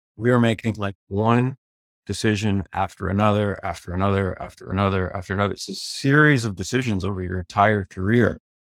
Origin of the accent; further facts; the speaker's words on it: Prince Edward Island, Canada; I grew up in Prince Edward Island